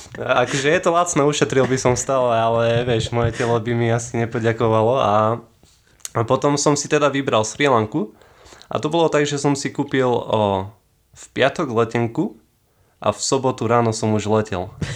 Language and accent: Slovak; Kysuce, Žilina Region, Slovakia; ja som o, z Kisuc